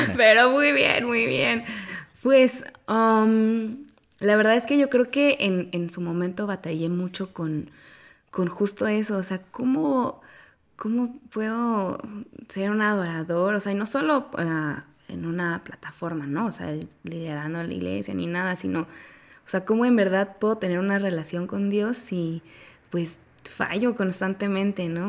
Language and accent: Spanish; Oaxaca, Mexico; moved away as an adult; now in Querétaro, Mexico; vivo en Querétaro desde hace cuatro años, pero yo soy de Oaxaca